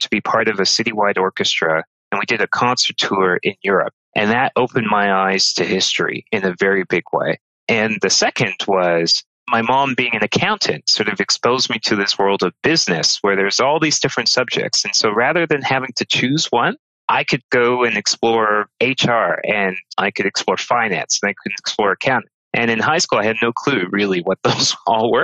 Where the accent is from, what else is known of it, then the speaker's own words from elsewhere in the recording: Toronto, Ontario, Canada; I grew up in Northern Scarborough